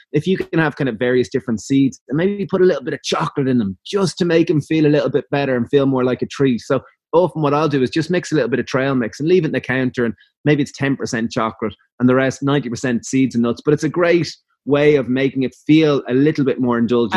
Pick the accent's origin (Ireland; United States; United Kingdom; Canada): Ireland; Being Irish